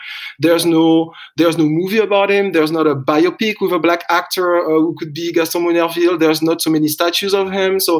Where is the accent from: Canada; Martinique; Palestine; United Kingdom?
Martinique; English is a second language; moved away as an adult; also born or lived in Rennes, France; now in Paris, France; I grew up and I was born in Martinique